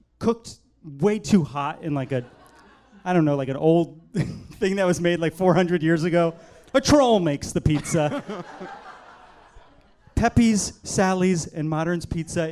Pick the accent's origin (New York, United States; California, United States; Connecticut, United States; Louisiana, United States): Connecticut, United States; my hometown was a factory town, and our factory made asbestos